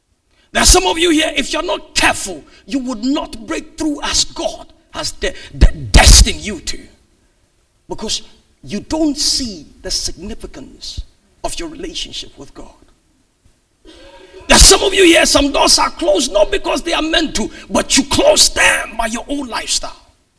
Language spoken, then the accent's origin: English; United Kingdom; Who cares? I'm British. After being British, what's next?